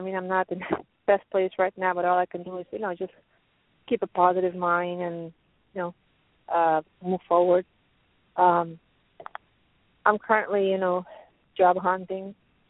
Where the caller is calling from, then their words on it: Pennsylvania, United States; I'm calling from Pennsylvania.